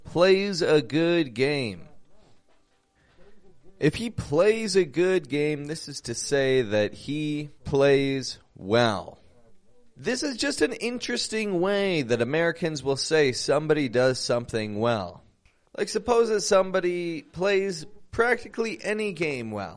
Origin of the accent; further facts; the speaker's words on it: Toronto, Ontario, Canada; now in Monterrey, Mexico; I'm from Toronto, Canada.